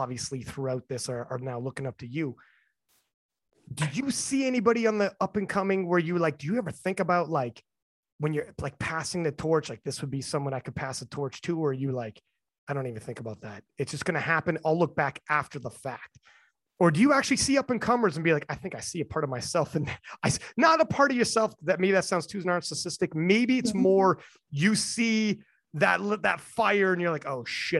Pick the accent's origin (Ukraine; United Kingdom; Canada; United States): Canada; I'm Canadian